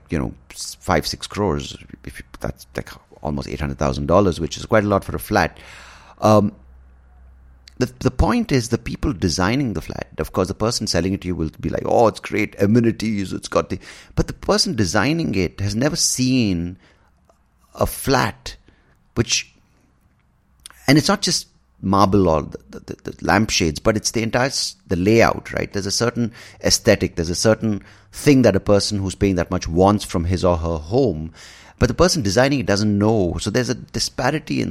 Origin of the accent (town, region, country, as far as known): India